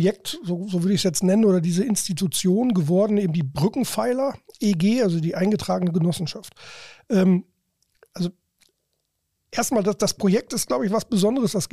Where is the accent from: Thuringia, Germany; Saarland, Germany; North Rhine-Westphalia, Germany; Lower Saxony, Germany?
Lower Saxony, Germany; also born or lived in Ruhr area; ich bin im Emsland groß geworden, ich bin assimilierter Ruhrgebietler, das, das auch, ich war in Mainz, ich war in Hamburg.